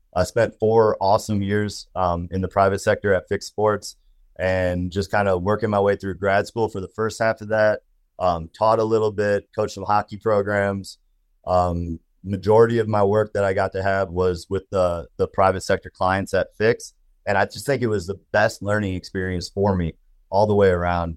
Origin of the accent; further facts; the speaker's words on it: Wisconsin, United States; moved away; also born or lived in Minnesota / Colorado; I grew up in Wisconsin